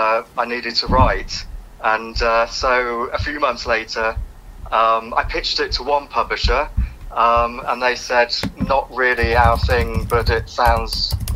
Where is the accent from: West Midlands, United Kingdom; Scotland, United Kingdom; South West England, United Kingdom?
West Midlands, United Kingdom; Birmingham; moved away as an adult; also born or lived in Liverpool; I grew up in Birmingham